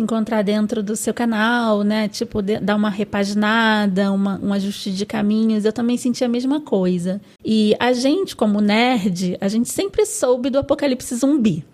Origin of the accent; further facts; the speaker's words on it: Rio de Janeiro, Brazil; eu sou carioca, então eu falo pode